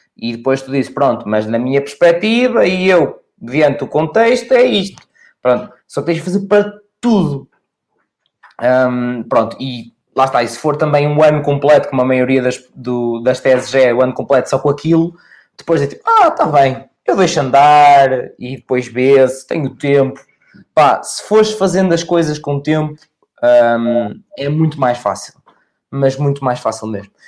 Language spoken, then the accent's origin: Portuguese; Oliveira de Azeméis, Aveiro District, Portugal; Eu sou da Oliveira das Meias